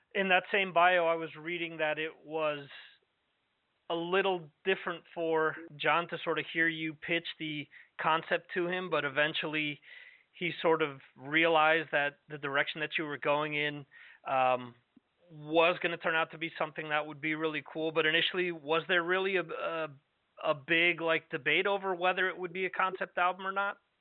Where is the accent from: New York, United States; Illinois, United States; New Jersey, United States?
New York, United States; New York metropolitan area, United States; moved away; I spent 30 years of my life growing up in the New York metropolitan area.